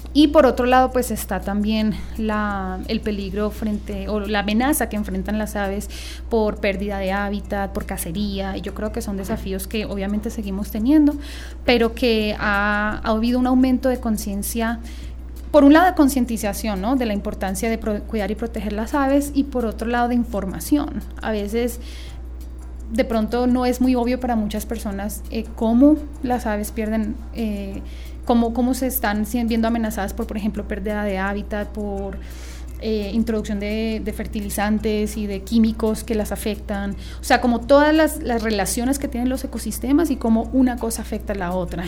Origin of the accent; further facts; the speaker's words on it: Bogotá, Colombia; now in Medellín, Colombia; yo soy de Bogotá y viví por fuera del país mucho tiempo